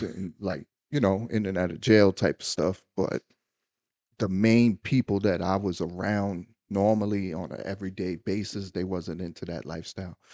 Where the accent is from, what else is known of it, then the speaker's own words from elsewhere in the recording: United States; I'm a black American